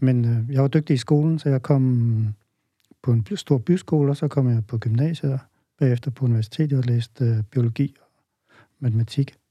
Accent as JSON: {"language": "Danish", "town": "Holstebro", "region": "Central Denmark Region", "country": "Denmark", "tie": "born or raised there", "said": "jeg stammer oprindeligt fra Vestjylland, øh, vokset op i Holstebro, nærmere bestemt i Tvis"}